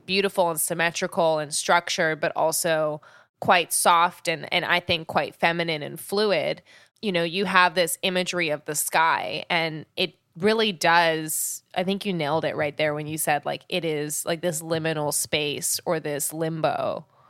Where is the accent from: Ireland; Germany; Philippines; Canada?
Canada; I grew up in Canada